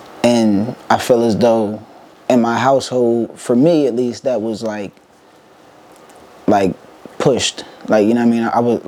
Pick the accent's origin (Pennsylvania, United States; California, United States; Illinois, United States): Pennsylvania, United States; Harrisburg; My life growing up in Harrisburg